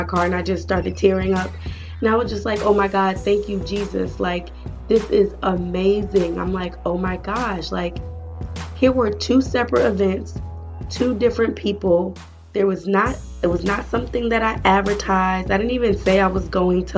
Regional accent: New Jersey, United States; my home state, New Jersey

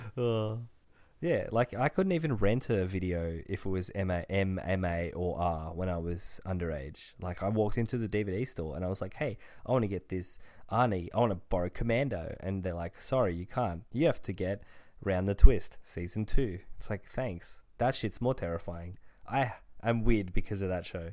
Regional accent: Australia; as an Australian

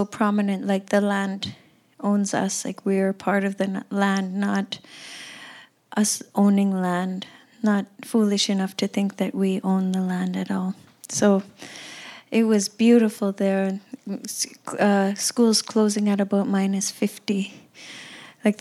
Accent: Cambridge Bay, Nunavut, Canada; They moved to Cambridge Bay, where I was born and raised, and it's a tiny, tiny little town

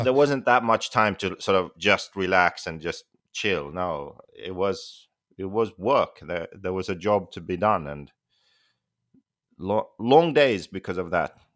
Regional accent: Finland; moved away; I'm from Finland

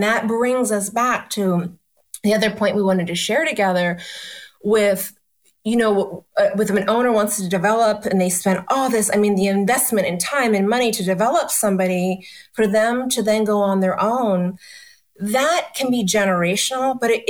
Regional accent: New York, United States; And when I'm such a New Yorker, let me tell you.

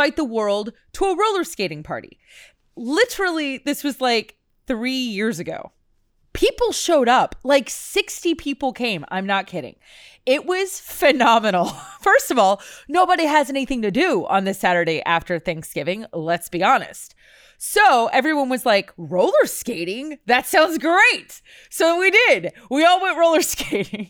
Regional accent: Houston, Texas, United States; the roller rink that I grew up going to here in Houston

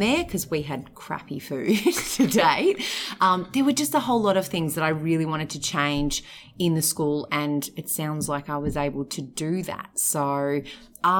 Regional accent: Mornington Peninsula, Victoria, Australia; I was born and bred on the Mornington Peninsula

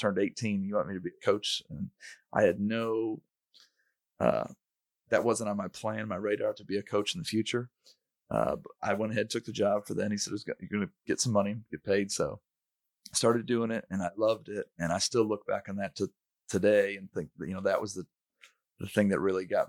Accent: Michigan, United States; I grew up in Michigan

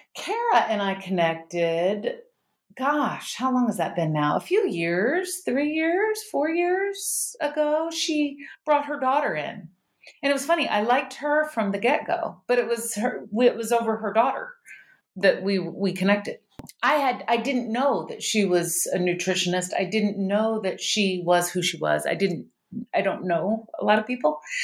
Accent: Starkville, Mississippi, United States; now in California, United States; I was raised in the South, and I had, we were raised, actually, I had the hippie parents. So we were raised vegan in the South

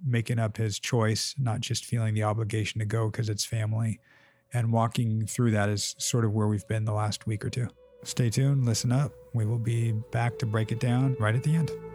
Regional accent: Southern California, United States; growing up in Southern California.

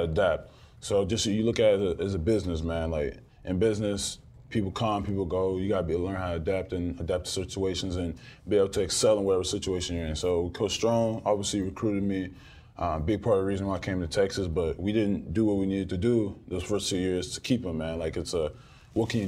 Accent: Nigeria; I'm Nigerian

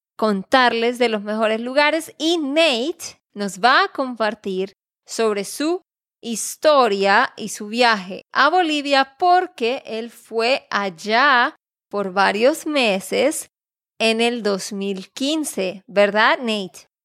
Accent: Santander, Colombia; de Santander, Colombia.

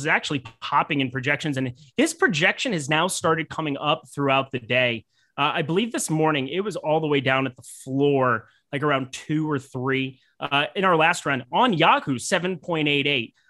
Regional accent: South Dakota, United States; moved away as an adult; also born or lived in Iowa; I'm from South Dakota. I lived twenty-three years, you know, went to school at Iowa State and, uh, twenty-three years I did that Midwest thing

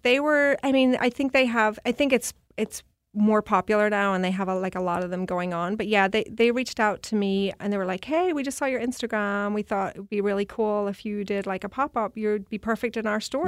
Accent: Belfast, Northern Ireland, United Kingdom; moved away as an adult; also born or lived in New York; now in Seattle, United States; I'm from Belfast, Northern Ireland

